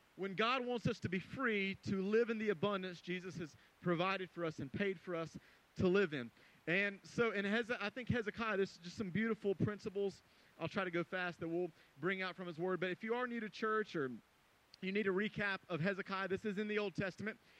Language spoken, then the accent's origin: English; Greenville, South Carolina, United States; moved away; I went to Greenville, uh, my hometown, South Carolina